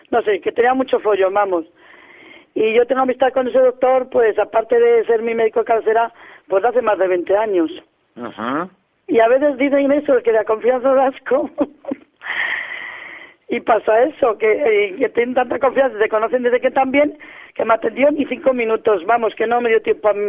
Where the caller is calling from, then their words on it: Salamanca, Castile and León, Spain; Soy … de Salamanca.